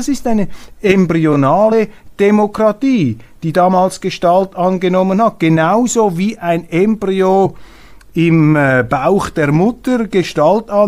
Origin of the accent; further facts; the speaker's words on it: Switzerland; Und deshalb ist die Aufgabe, ist es unser Auftrag als Schweizer heute, diese Schweiz zu leben, diese Schweiz in die Zukunft zu tragen